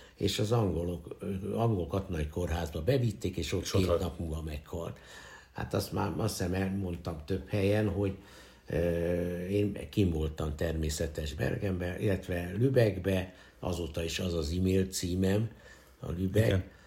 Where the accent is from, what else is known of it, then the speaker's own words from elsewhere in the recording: Budapest, Hungary; az újpesti szülőotthonban születtem